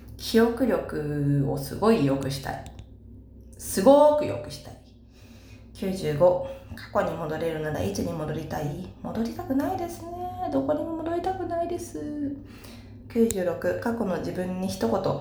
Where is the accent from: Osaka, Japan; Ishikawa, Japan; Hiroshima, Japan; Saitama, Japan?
Saitama, Japan; born or raised there